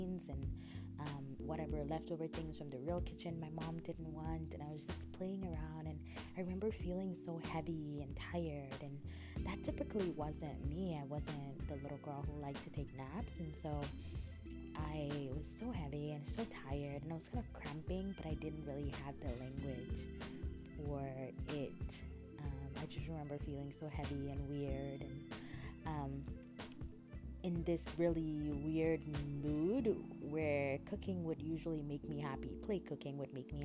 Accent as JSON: {"language": "English", "town": "Calabar", "region": "Cross River", "country": "Nigeria", "tie": "born or raised there", "said": "I grew up in Calabar, in a city in Nigeria"}